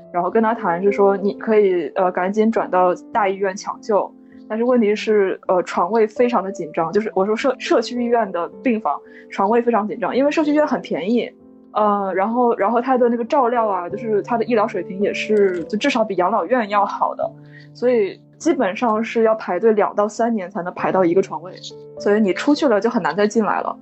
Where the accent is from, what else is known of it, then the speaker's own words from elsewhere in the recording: Northeast China, China; 我小的时候在东北长大